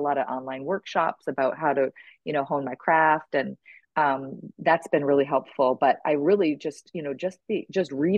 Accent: Lake George, New York, United States; moved away as an adult; also born or lived in Boston area / Texas / Midwest; I grew up in upstate New York. I was a graduate from Lake George High School

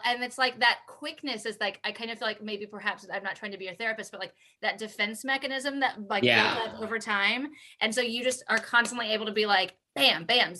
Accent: Midwest, United States; also born or lived in Houston, Texas; now in Kansas City, United States; a simple white girl, straight cis from the Midwest.

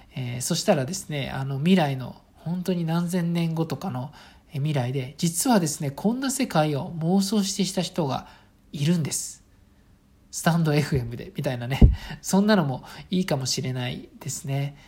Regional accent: Saitama, Japan; ちなみに私は埼玉県の、あの、まあ、本当に、えっ、ー、と、田舎町の出身です

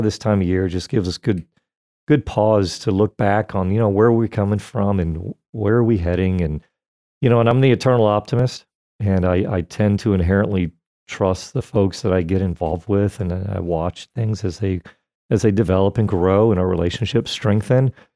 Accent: Florida, United States; born and raised in Florida

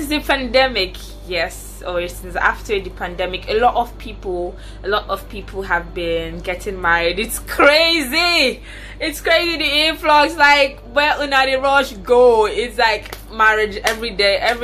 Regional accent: Nigeria; I'm a Nigerian, a proud citizen of Nigeria

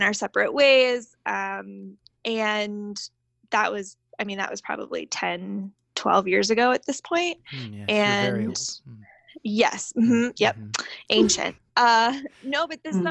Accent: Southern Maryland, United States; I grew up in Southern Maryland, and down here we have a state park

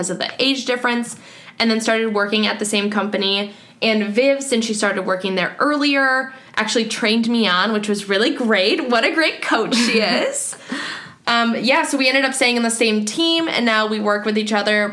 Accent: Wisconsin, United States; also born or lived in Madison, Wisconsin; I'm born and raised in Wisconsin, went to Madison for college, and now I'm in Milwaukee for my first big girl job.

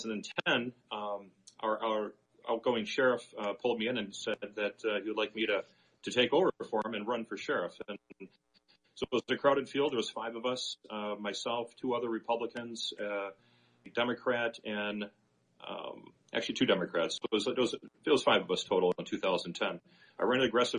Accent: Kenosha, Wisconsin, United States; Kenosha is my hometown, which is a community just south of Racine

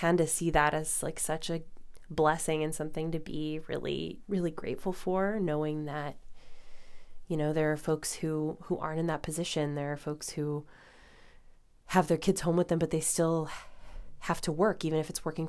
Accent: Illinois, United States; now in New York, United States; my home state of Illinois

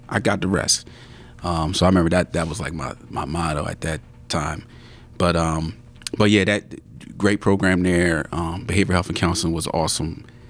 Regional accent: Abington, Pennsylvania, United States; also born or lived in Philadelphia; my mom was raised there. And then from that point, uh, we came out to Abington, uh, Pennsylvania.

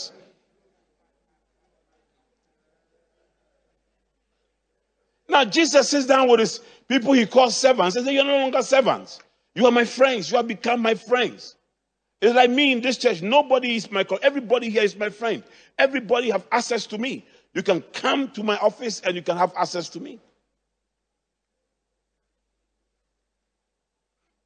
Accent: Accra, Greater Accra, Ghana; where I grew up in Adabraka, there used to be, at that time, we had Accra City Council.

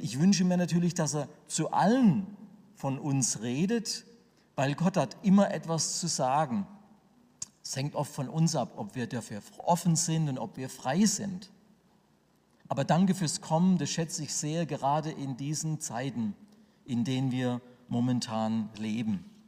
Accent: Sinsheim, Baden-Württemberg, Germany; Ich komme aus der Gemeinde Gottes in Sinsheim

